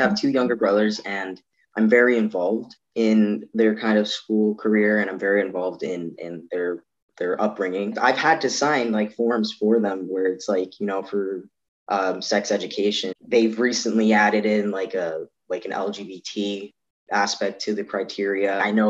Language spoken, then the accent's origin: English; Toronto, Ontario, Canada; born there; also born or lived in Yukon; now in Edmonton, Canada; I'm …, a 21-year-old trans guy in Edmonton. I was born in Toronto. We lived there for a bit, went up to the Yukon for a bit.